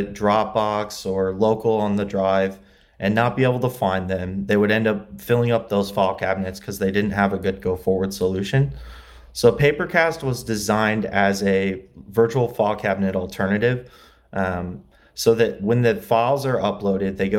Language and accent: English; LaGrange, Indiana, United States; born or raised there; moved away as an adult; also born or lived in Muncie, Indiana; now in Los Angeles, United States